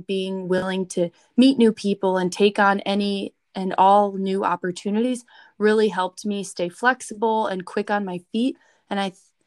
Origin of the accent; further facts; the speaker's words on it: Chicago, Illinois, United States; moved away as an adult; now in Bloomington, United States; I'm only from Chicago